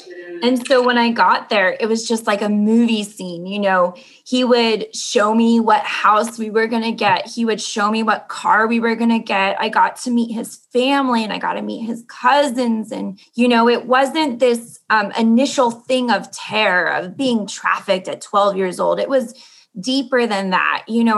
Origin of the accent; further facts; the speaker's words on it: Mexico City, Mexico; I am from Mexico City and I am 28 years old.